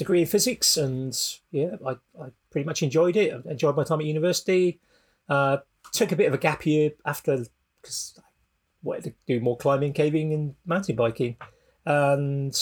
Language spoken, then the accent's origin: English; South Wales, United Kingdom; I grew up in South Wales.